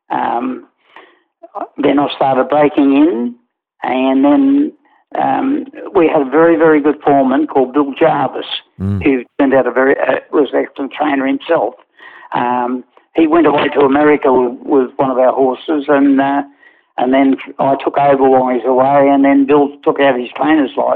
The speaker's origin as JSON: {"language": "English", "town": "Newcastle", "region": "New South Wales", "country": "Australia", "tie": "born there", "said": "Yeah, I was born in Newcastle, and my grandfather was a, a trainer."}